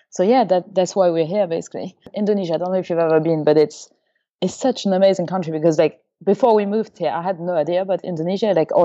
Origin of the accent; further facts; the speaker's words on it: Luxembourg; also born or lived in Paris, France / Germany; So I was born in France, near Paris, and when I was about 2 or 3, we moved to Germany because of my dad's job. So I went to kindergarten in Germany, and after that we moved to Luxembourg